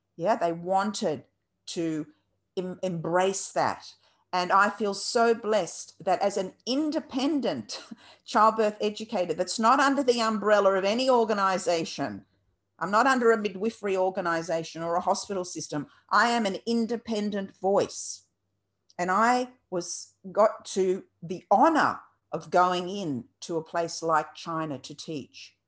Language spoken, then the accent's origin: English; Australia; also born or lived in Lebanon; brought to Australia as a two-year-old and was separated from my, from my mother, uh, had a stepmother who was Australian. My brother came as well to Australia. And so we grew up without our natural mother